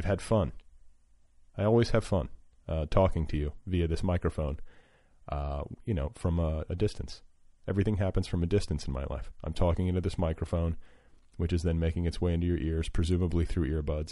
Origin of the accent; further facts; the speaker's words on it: Midwest, United States; I grew up in the Middle West